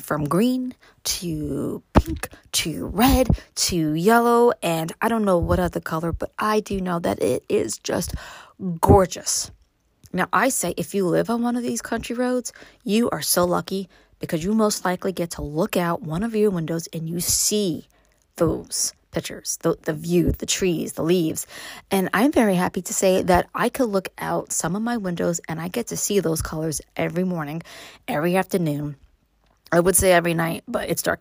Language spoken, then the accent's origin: English; New York City, New York, United States; moved away as an adult; now in upstate New York, United States; growing up in Brooklyn